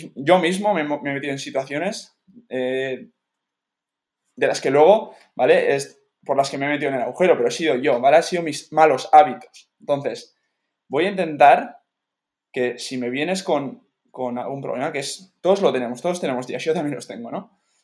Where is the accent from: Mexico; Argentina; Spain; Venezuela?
Spain; me tenía que volver para España